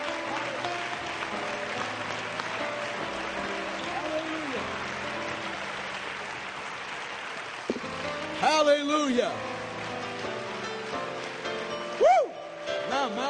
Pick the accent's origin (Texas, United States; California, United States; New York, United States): New York, United States; New York City; I was born and raised in New York City